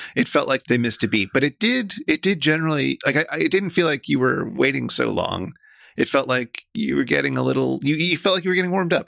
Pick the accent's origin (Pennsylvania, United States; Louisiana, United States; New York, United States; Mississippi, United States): New York, United States; I grew up in New York